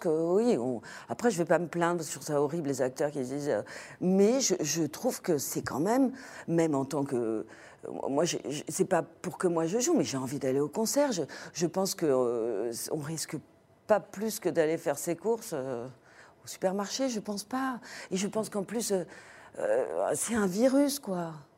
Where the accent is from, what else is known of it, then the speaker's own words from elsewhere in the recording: France; on est français